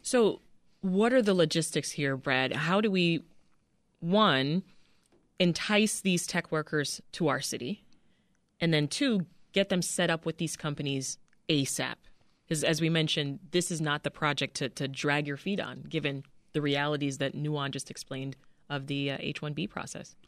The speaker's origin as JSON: {"language": "English", "country": "Canada", "moved": "yes", "lives_now": "United States", "said": "as a Canadian citizen"}